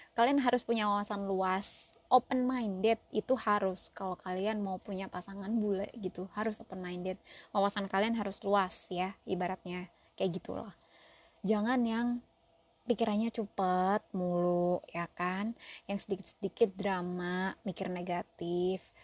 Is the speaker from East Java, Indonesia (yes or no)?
yes; Surabaya, East Java, Indonesia; now in United States; gue arek Surabaya nang US